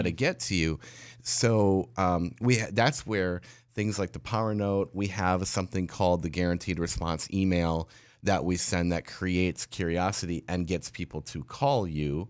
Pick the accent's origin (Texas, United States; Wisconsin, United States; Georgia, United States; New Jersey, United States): Wisconsin, United States; La Crosse; I was a mobile DJ in La Crosse, Wisconsin, in my hometown